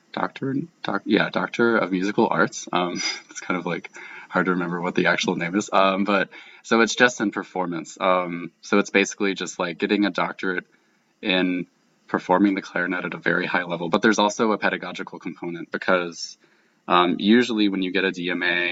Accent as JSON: {"language": "English", "town": "Great Falls", "region": "Virginia", "country": "United States", "tie": "born or raised there", "said": "I grew up in Great Falls, and that's really close to DC"}